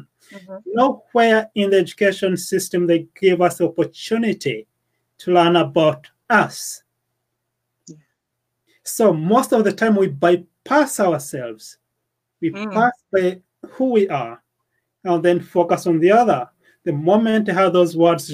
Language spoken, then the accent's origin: English; Uganda; moved away as an adult; now in United Kingdom; the village I was born in Uganda, and the school I went